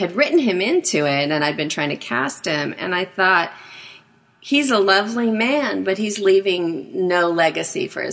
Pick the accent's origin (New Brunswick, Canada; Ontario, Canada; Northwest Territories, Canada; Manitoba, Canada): Manitoba, Canada; outside of Winnipeg; moved away; I grew up outside of Winnipeg